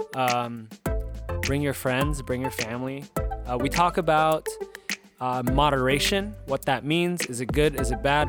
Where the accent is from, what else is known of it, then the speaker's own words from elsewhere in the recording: Southern California, United States; now in Philadelphia, United States; I'm from Southern California